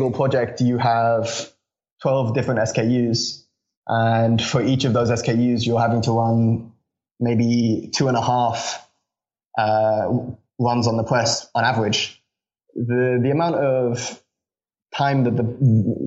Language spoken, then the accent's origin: English; Reading, South East England, United Kingdom; born or raised there; also born or lived in Connecticut, United States